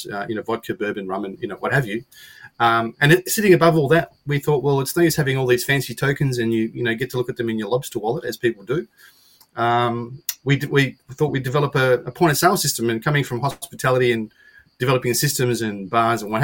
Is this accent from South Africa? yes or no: no; Australia; being an Aussie